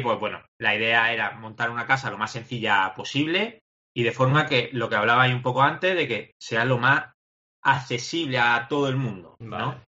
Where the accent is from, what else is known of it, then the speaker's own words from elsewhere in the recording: Granada, Andalusia, Spain; nosotros somos de Granada